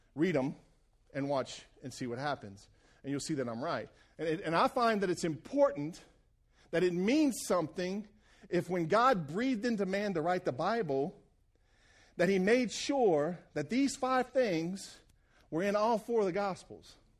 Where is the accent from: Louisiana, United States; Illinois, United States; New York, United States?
Louisiana, United States; Cajun; being Cajun